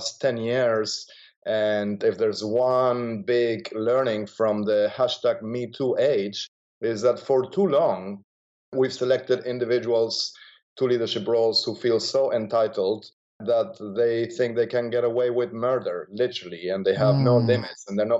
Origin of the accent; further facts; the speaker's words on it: Argentina; moved away; I grew up in Argentina